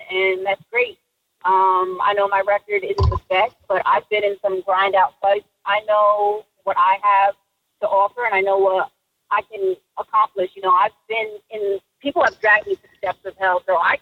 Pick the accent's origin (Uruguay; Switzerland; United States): United States; New Jersey; I'm from Jersey, born and raised, small town.